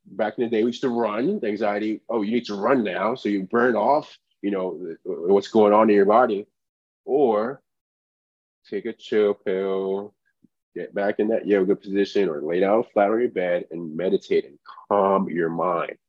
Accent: Nigeria; moved away; I was born in Nigeria

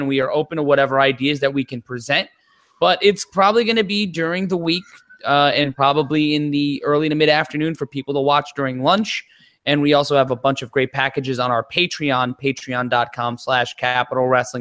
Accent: New York City, New York, United States; I grew up in Brooklyn. So my neighborhood's being taken over right now

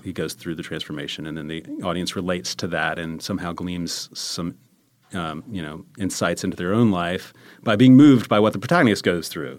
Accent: Charlotte, North Carolina, United States; moved away as an adult; also born or lived in Maryland; I'm from Charlotte, North Carolina

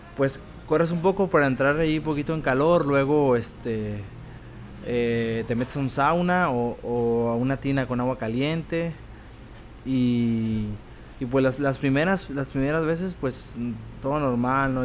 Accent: Tepic, Nayarit, Mexico; also born or lived in Mexicali; Soy nacido en Mexicali, pero ah, ya desde después desde que, como desde los dos años más o menos que llegamos aquí a Tepic, pues ya llegamos a vivir ahí y ahí me quedé.

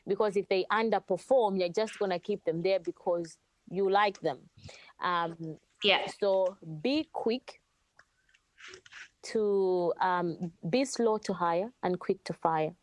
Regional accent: Zambia; now in Australia; Yes, I'm from Zambia

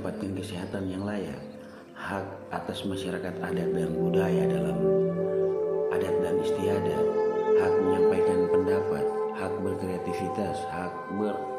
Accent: Papua, Indonesia; saya orang Papua

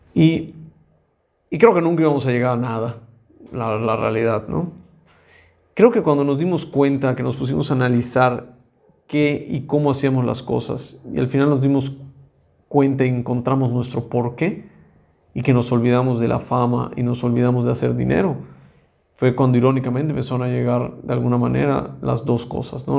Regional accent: Mexico; como mexicanos o como latinoamericanos

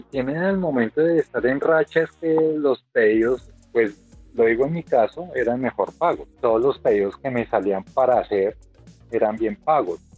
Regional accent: Bogotá, Bogotá Capital District, Colombia; Bueno, yo soy de acá de Bogotá

